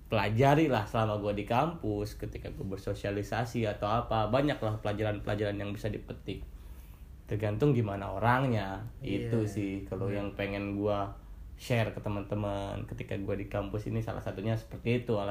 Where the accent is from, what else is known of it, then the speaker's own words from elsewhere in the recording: West Java, Indonesia; juga gue orang Sunda gitu kan